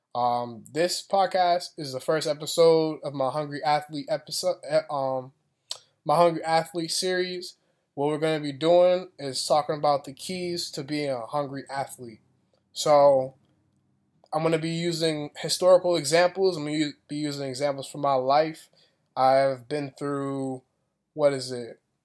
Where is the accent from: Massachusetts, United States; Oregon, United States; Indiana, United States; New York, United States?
Massachusetts, United States; Boston; also born or lived in Florida; I'm from Boston, Massachusetts